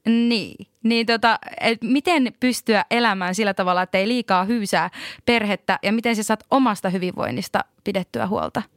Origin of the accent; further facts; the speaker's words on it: Lapland, Finland; voin itse sanoa lappilaisena ihmisenä